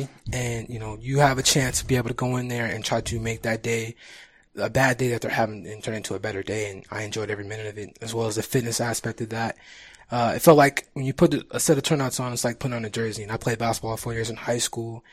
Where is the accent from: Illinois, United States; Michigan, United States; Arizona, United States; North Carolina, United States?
Arizona, United States; Phoenix; born and raised in Phoenix, Arizona